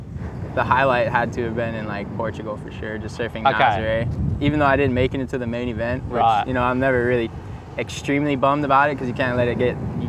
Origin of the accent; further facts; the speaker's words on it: Hilo, Hawaii, United States; also born or lived in San Diego, California; Home for me is Hilo, Hawaii on the Big Island. It's like on the northeast. Kind of looks like a, just like a boomerang.